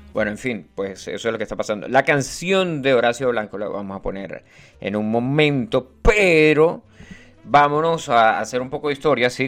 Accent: Venezuela; somos venezolanos

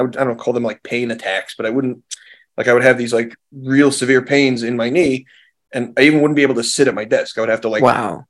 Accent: Monsey, New York, United States; I was born in the original part of Muncie, where my father grew up and where his mother grew up as well. So my family's been in Muncie for, at this point, over 100 years.

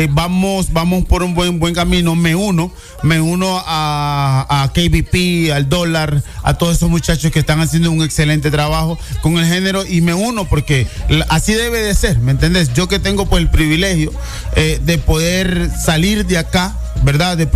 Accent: Honduras; Estoy en mi país. Eh, ahorita mismo pues estamos aquí en Tegucigalpa

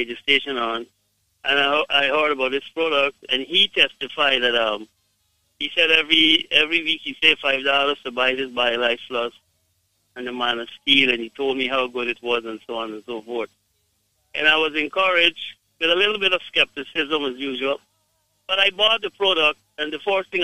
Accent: Guyana; I am from Guyana

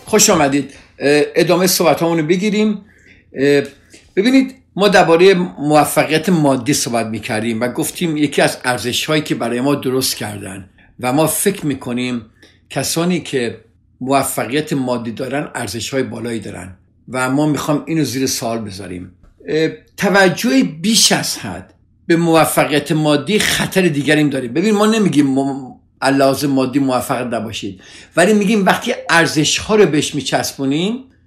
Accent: Iran; now in United States; ما همه ایرانی هستیم

